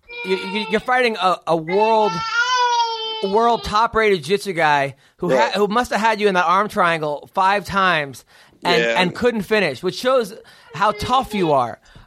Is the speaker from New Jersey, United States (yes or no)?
no; Oceanside, New York, United States; I'm actually from Oceanside